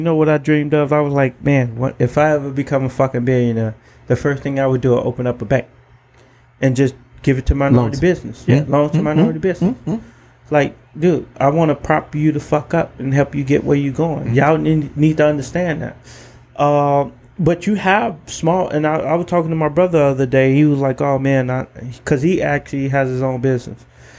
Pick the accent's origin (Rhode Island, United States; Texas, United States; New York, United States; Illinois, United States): Illinois, United States; Chicago; I was from Chicago, so we were fucking battle